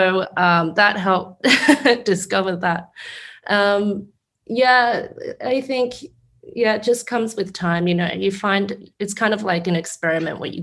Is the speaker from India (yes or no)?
no; Brisbane, Queensland, Australia; I grew up in Brisbane